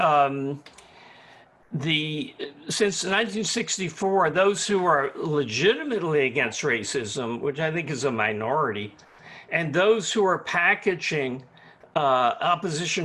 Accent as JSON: {"language": "English", "region": "the South", "country": "United States", "tie": "born or raised there", "said": "when I grew up in the South"}